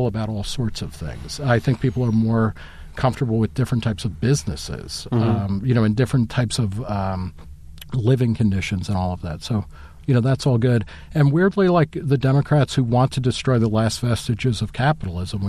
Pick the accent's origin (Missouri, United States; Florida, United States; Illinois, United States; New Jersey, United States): New Jersey, United States; also born or lived in Brooklyn, New York; now in Ohio, United States; I was born in Brooklyn. I grew up in New Jersey. I love where I'm from.